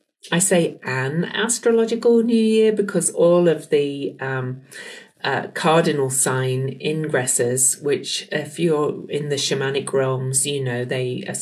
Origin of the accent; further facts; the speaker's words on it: United Kingdom; now in Salt Lake City, United States; I'm from the UK